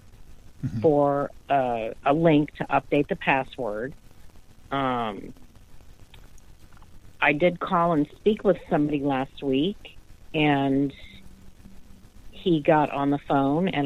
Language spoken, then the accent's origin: English; the South, United States; I'm from the South, and we speak really slow